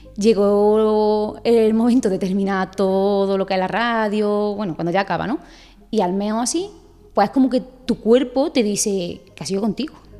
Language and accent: Spanish; Aguilar de la Frontera, Andalusia, Spain; soy de Águila de la Frontera, soy peluquera